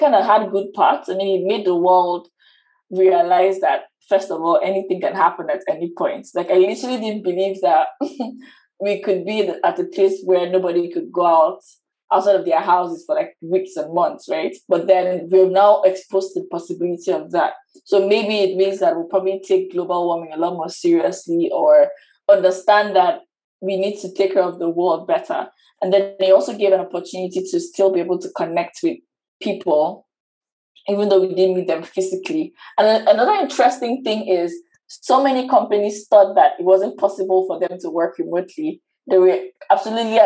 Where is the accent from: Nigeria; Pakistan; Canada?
Nigeria; I'm from Nigeria